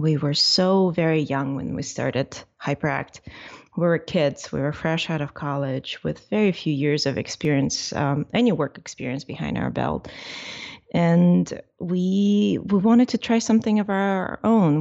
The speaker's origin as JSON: {"language": "English", "country": "Ukraine", "moved": "yes", "lives_now": "United States", "said": "I'm from Ukraine"}